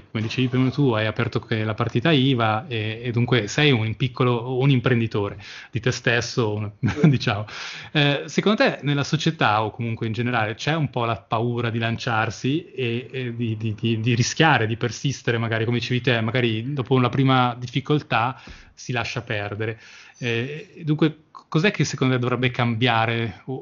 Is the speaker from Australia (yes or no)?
yes; Australia; born there; io sono, anch'io sono nato in Australia, avevo 18 anni e ho fatto 6 mesi